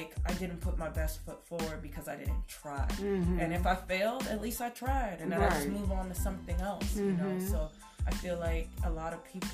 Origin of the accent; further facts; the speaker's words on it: New York, United States; moved away; I'm originally from New York